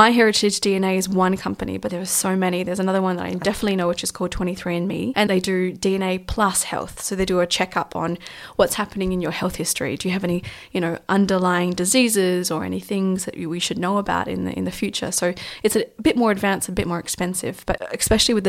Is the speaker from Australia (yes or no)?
yes; Australia; as an Australian